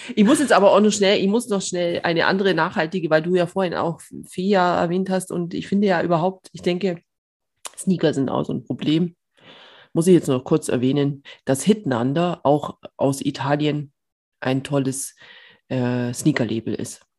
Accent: Bavaria, Germany; ich komme aus Bayern

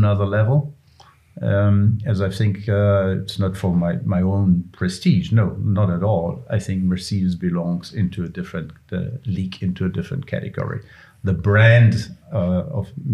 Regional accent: Bavaria, Germany; And I'm from Bavaria

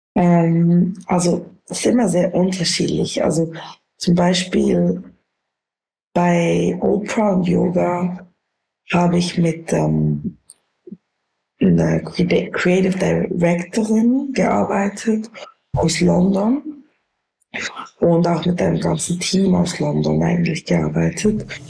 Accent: Bern, Switzerland; accent: Bernese Swiss German; weil ich aus Bern bin.

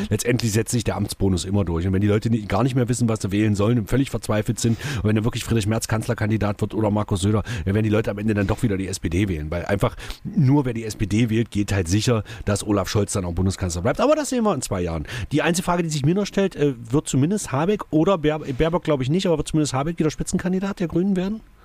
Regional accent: Saxony-Anhalt, Germany; Bei uns in Sachsen-Anhalt

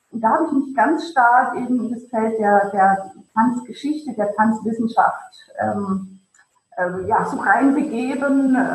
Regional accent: Ravensburg, Baden-Württemberg, Germany; Kleinstadt, aus der ich komme, aus dem Ravensburg, dann eben auch ähm, natürlich äh, an, einer, an einer Kinderballettschule äh, gelernt

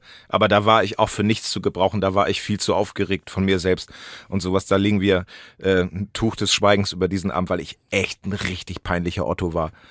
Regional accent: Hemmoor, Lower Saxony, Germany; ich komme aus Hemoa, das ist in der Nähe von Cuxhaven.

